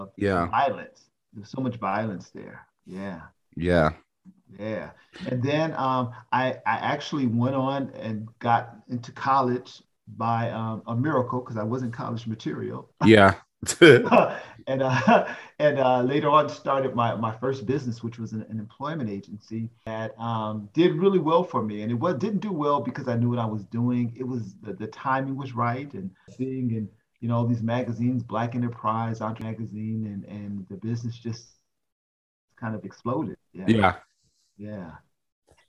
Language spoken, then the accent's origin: English; Oakland, California, United States; Born and raised in Oakland, California